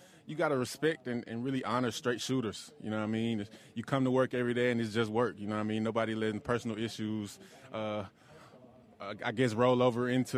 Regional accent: United States; I'm from Texas, Georgia

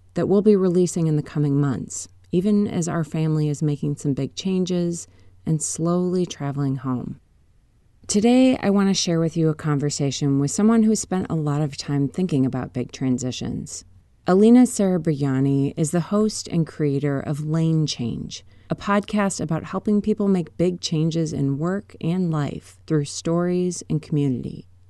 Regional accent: Minnesota, United States; moved away as an adult; also born or lived in Wisconsin / California; I grew up in Minnesota and went to college in Wisconsin

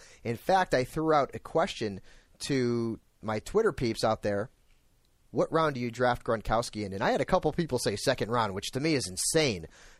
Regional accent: Connecticut, United States; moved away; I'm from Connecticut.

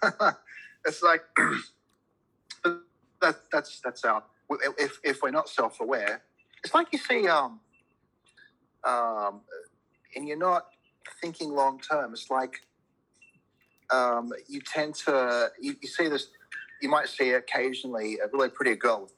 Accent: Cincinnati, Ohio, United States; also born or lived in Lebanon; now in Australia; I was born in Lebanon, but we moved to America actually not long after I was born. And so I grew up in the Midwest in Cincinnati.

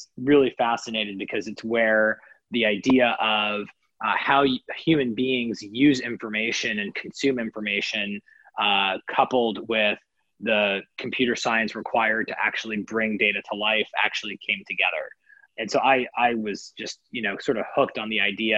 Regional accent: Kansas City, Kansas, United States; most of my upbringing was in Kansas City, Kansas.

